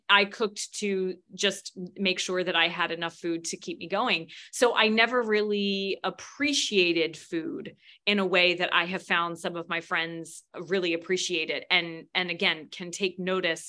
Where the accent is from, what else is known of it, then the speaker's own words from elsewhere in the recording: United States; I'm an American